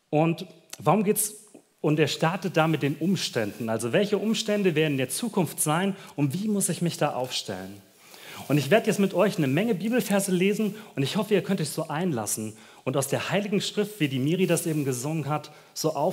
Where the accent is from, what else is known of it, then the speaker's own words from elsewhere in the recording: Germany; Du, wir als Deutsche können uns überhaupt nicht vorstellen, wie weit das voneinander ist.